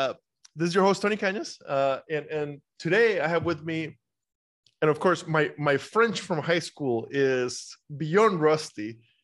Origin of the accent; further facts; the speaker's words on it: Costa Rica; moved away as an adult; now in United States; I grew up in Costa Rica. I came to the US when I was 19. I've been here my entire career.